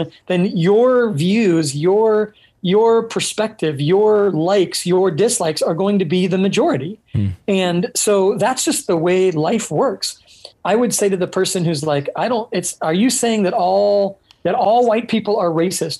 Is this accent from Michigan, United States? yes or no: no; Orange County, California, United States; also born or lived in Hungary; now in San Diego, United States; I grew up in Orange County, California, and that culture is the normal